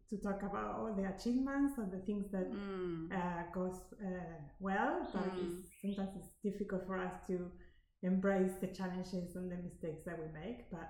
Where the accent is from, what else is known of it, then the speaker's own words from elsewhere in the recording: Argentina; English is a second language; moved away as an adult; also born or lived in Canada; now in Australia; I grew up in Argentina, South America, where I studied my kindergarten uh, degree, and then I moved to Canada I didn't uh, speak English when I moved to Canada, so I had to learn English.